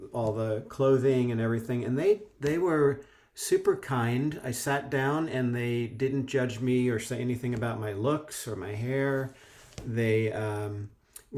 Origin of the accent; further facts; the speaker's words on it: New Jersey, United States; moved away as an adult; also born or lived in Colorado / London; I grew up in New Jersey, right near New York City